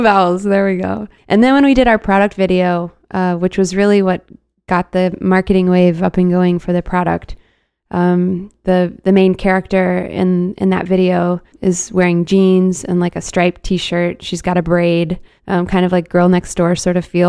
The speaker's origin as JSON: {"language": "English", "town": "Dallas", "region": "Texas", "country": "United States", "said": "I'm from Dallas, and, like, being in Texas"}